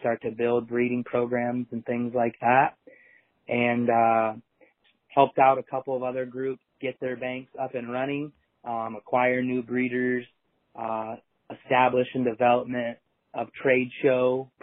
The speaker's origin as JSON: {"language": "English", "region": "Iowa", "country": "United States", "tie": "born or raised there", "said": "I grew up in the Midwest in Iowa, which was obviously a zero tolerance part of the country."}